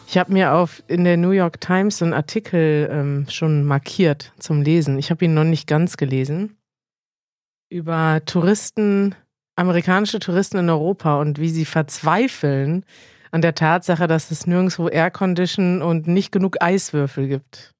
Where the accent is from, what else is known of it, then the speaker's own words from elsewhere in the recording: Iran; German is a second language; ich komme aus dem Iran